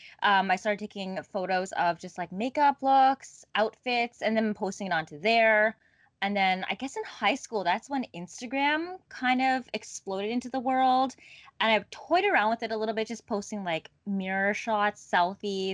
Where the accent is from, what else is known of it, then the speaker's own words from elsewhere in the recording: Ottawa, Ontario, Canada; moved away as an adult; now in Toronto, Canada; I'm actually not a Toronto native. I was born and raised in Ottawa